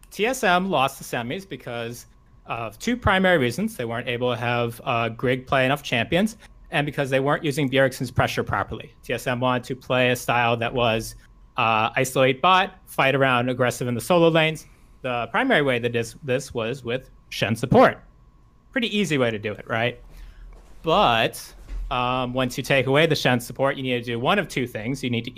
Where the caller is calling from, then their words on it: Rockville, Maryland, United States; I'm calling from Rockville, Maryland.